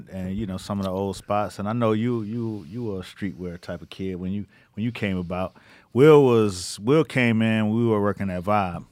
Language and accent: English; Miami, Florida, United States; now in New York, United States; where I'm from in Miami